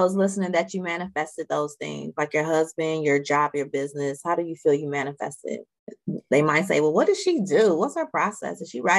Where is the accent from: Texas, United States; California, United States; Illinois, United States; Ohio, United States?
Illinois, United States; Chicago; moved away as an adult; also born or lived in Atlanta; when I moved to Atlanta from college, because I'm from Chicago.